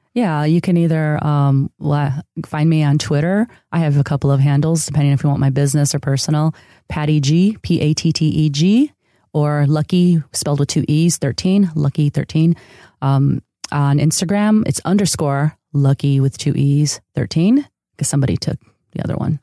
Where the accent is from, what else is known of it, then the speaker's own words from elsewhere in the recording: outside of Chicago, Illinois, United States; first language Spanish; English is a second language; also born or lived in San Diego, California; now in Los Angeles, United States; I grew up in a city outside of Chicago that was a huge uh, neighborhood of immigrants from Mexico. Uh, so Spanish was actually my first language.